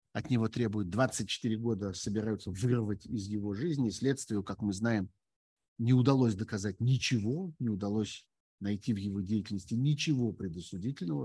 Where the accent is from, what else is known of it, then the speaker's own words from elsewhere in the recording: Russia; moved away as an adult; Я уехал из России еще весной прошлого года.